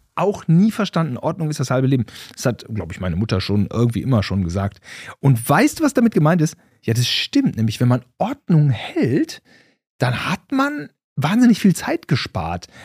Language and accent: German; Gütersloh, North Rhine-Westphalia, Germany; wir Gütersloher